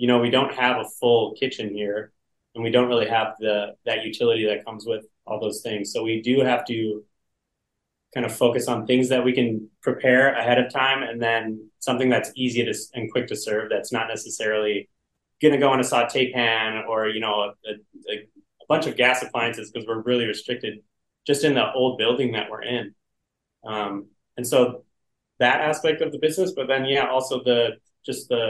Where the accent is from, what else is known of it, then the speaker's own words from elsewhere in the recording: Duluth, Minnesota, United States; Ned and I are both Duluthians